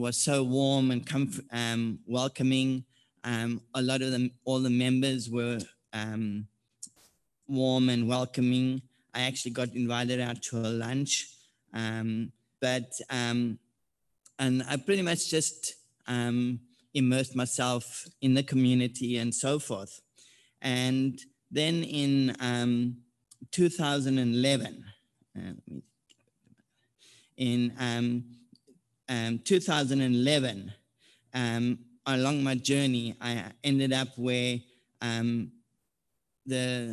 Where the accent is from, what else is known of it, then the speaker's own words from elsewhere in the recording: South Africa; moved away as an adult; now in Oceanside, United States; I'm originally from South Africa. I arrived in the U.S. in January 2007